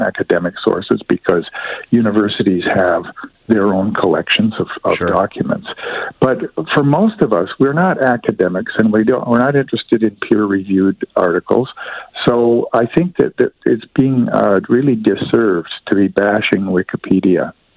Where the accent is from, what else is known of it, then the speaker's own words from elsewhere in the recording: Canada; me as a Canadian